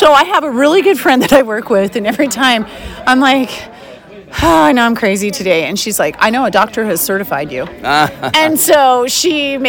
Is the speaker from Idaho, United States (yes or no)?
yes; Jerome, Idaho, United States; born or raised there; now in Boise, United States